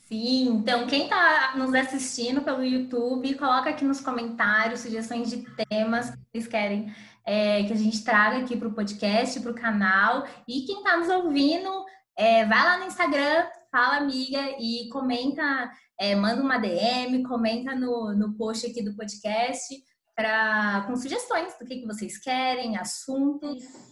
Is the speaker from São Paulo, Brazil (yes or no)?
yes; São Paulo, Brazil; moved away as an adult; now in Ouro Preto, Brazil; Sou natural de São Paulo, atualmente moro em Ouro Preto